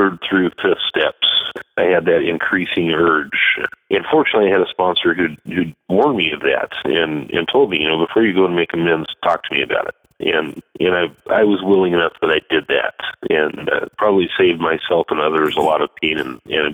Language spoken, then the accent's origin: English; Astoria, Oregon, United States; moved away as an adult; also born or lived in Akron, Ohio; I am back in Astoria, Oregon. I'm back home